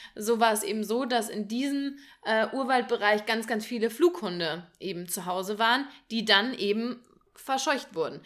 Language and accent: German; near Marburg, Hesse, Germany; ich komme ja aus der Nähe von Marburg gebürtig